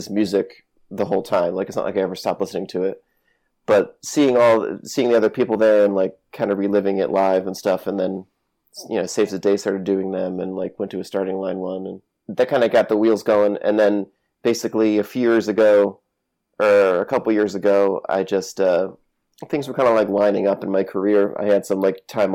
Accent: Connecticut, United States; I grew up in Connecticut and New England.

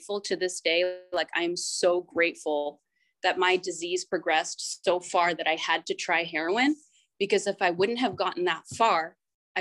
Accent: Northern California, United States; I'm from Northern California, and I actually grew up in a small town

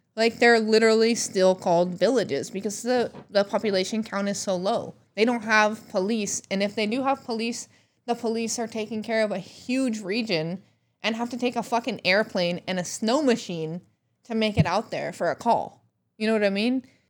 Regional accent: Alaska, United States; moved away; my youth growing up in Alaska

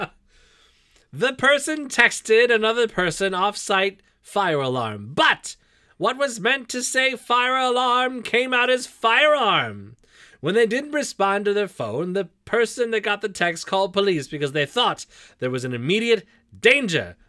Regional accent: Michigan, United States; accent: Michigan; my Michigan accent

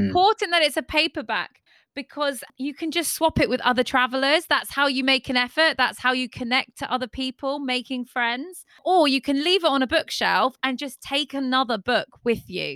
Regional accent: Devon, South West England, United Kingdom; I'm from Devon

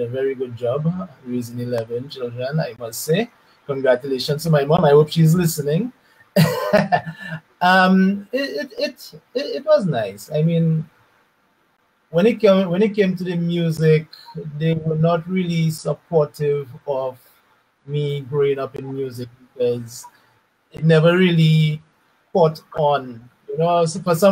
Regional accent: Roseau, Dominica; I'm a Dominican. I was born and raised in Roseau

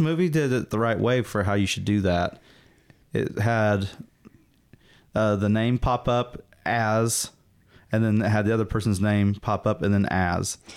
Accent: Southern, United States; accent: Southern; me and my Southern accent

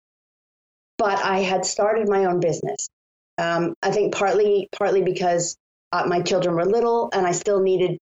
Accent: Scituate, Massachusetts, United States; moved away as an adult; also born or lived in Indiana / China / Italy / Japan; I grew up in Scituate, Massachusetts

